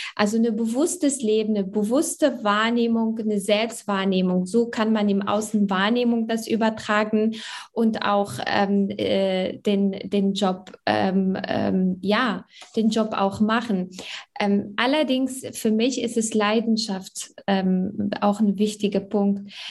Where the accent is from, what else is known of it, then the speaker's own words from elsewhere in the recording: Morocco; also born or lived in Germany; now in Essen, Germany; Also ich bin in Marokko geboren und aufgewachsen und bin äh, mit jungen äh, Jahren hier nach Deutschland gekommen